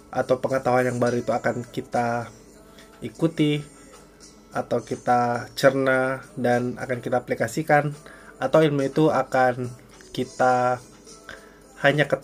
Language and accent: Indonesian; Makassar, South Sulawesi, Indonesia; Saya aja biar lebih ini biar lebih sopan soalnya saya dari Makassar. Jadi nggak terlalu tahu bahasa gue gue gitu